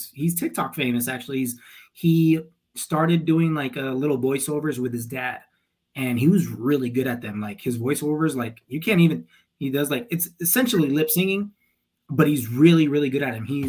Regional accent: El Paso, Texas, United States; moved away; also born or lived in Tempe, Arizona; where we grew up as in El Paso, it was mainly Hispanics.

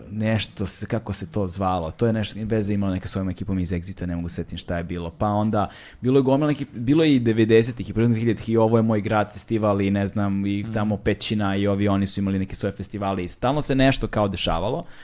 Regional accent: Belgrade, Serbia; iz Beograda smo

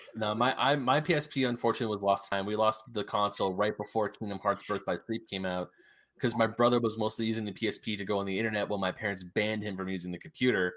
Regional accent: Diamond Bar, California, United States; also born or lived in Murrieta, California; I moved to my hometown of Diamond Bar

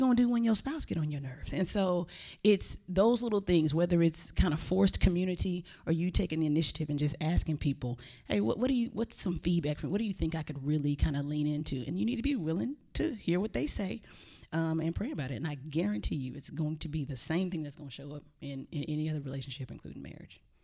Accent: Texas, United States; I'm from Texas

